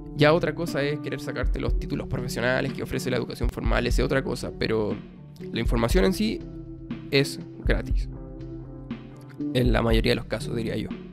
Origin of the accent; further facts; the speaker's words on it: Chile; yo soy chileno, Chile, habrán cachado ahí mi, mi acento